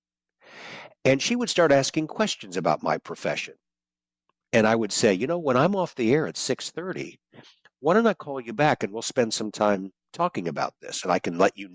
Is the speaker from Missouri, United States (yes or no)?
yes; St. Louis, Missouri, United States; I got a job back in here in my hometown in St. Louis